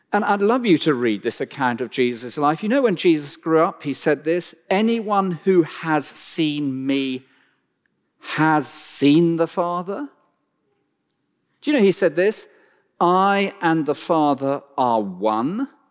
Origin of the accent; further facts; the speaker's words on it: West Country, South West England, United Kingdom; as a small child, we grew up deep in the West Country of, uh, England